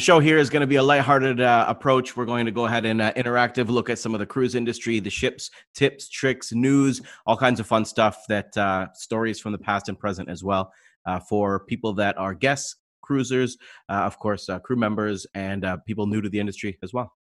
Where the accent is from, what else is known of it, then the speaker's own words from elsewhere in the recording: London, Ontario, Canada; I'm from London